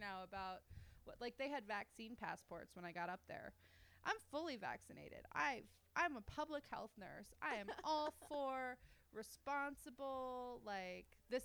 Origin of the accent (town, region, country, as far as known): United States; now in Canada